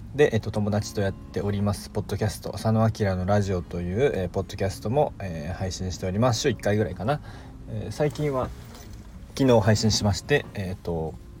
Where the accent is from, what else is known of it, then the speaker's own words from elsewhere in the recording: Kansai, Japan; 僕は関西の人間なので